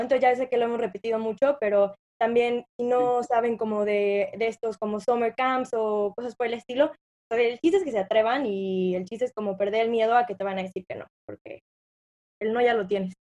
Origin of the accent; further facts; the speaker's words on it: Mexico; moved away as an adult; now in United States; nosotros siendo mexicanos